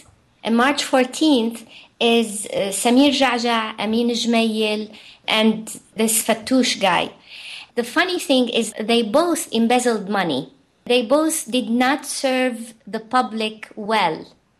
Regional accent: Lebanon; So even though we were civilizations apart from Beirut, my home had an orange value system

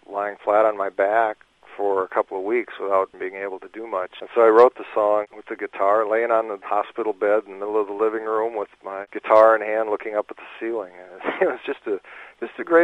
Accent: Minnesota, United States; growing up in Minnesota

